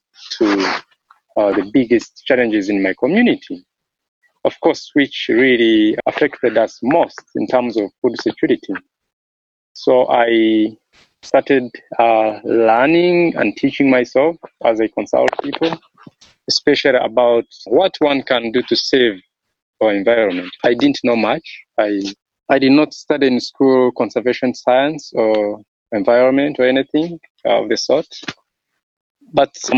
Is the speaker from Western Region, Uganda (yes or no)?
yes; Kigezi region, Western Region, Uganda; When I was growing up in Uganda, in my home area, the southwestern Kigezi region